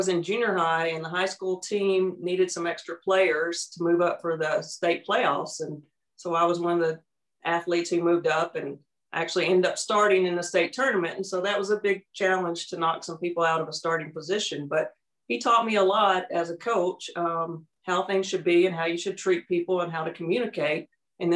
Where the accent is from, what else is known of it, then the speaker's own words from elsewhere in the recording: Little Rock, Arkansas, United States; moved away as an adult; also born or lived in Texas; I'm from Little Rock, Arkansas, which right now is snowed